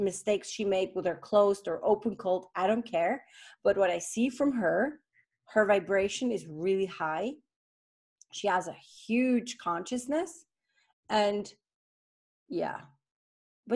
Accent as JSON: {"language": "English", "country": "Switzerland", "tie": "born or raised there", "said": "I was born in Switzerland"}